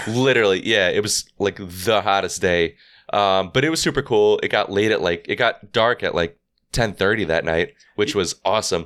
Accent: New York, United States; we're from New York

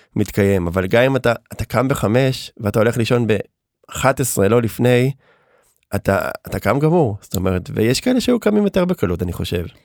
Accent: Herzliya, Tel Aviv District, Israel; גדלתי ברצליה

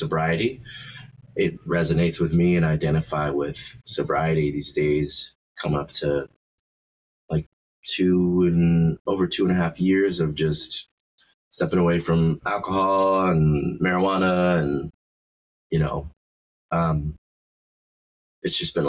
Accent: Baltimore, Maryland, United States; now in Los Angeles, United States; I'm originally from Baltimore

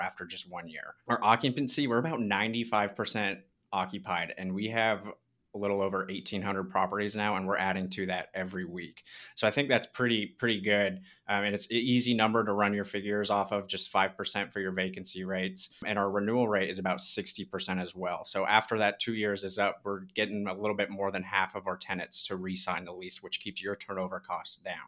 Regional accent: Southern California, United States; now in Birmingham, United States; I'm originally from Southern California too

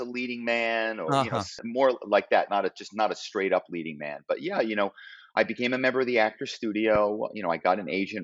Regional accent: Philadelphia, Pennsylvania, United States; moved away as an adult; also born or lived in New York; I grew up in Philadelphia

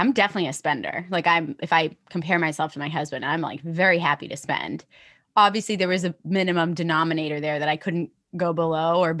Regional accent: United States; also born or lived in London; now in New York, United States; I have a US passport, right? Like I'm American

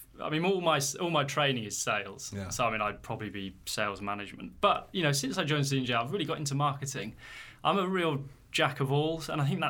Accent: England, United Kingdom; as the English, we love to procrastinate.

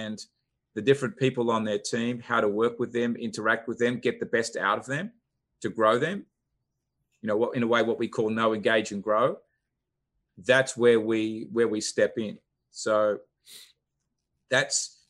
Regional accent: Australia; moved away as an adult; now in Atlanta, United States; I'm originally from Australia, but came to Atlanta 16, 17 years ago

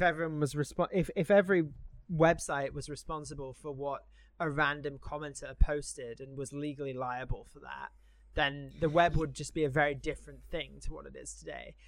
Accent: United Kingdom; now in United States; as a Brit living here, I have to declare all of my foreign assets

